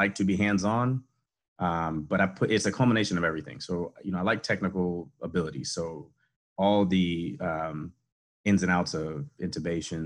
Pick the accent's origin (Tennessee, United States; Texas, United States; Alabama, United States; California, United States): Texas, United States; Houston; moved away as an adult; also born or lived in Shreveport, Louisiana / Gainesville, Florida; now in Harlingen, United States; I grew up in Houston